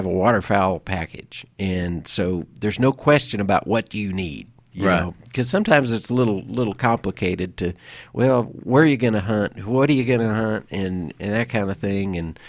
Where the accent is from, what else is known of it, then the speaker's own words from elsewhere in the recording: Omaha, Nebraska, United States; Yeah, you know, when I was growing up in Nebraska, I lived in the Omaha area over in the eastern part of the state.